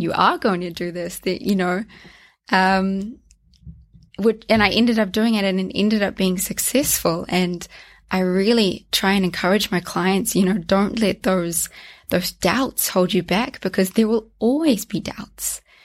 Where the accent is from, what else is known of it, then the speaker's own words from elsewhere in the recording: North Island, New Zealand; now in Zürich, Switzerland; I grew up in New Zealand. Um, I was raised there in the North